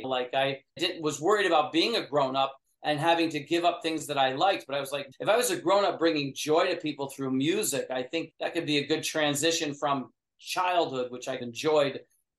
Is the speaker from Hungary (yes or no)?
no; New York, United States; Yeah, because I grew up in upstate New York, and so that was a part of the middle class and all that.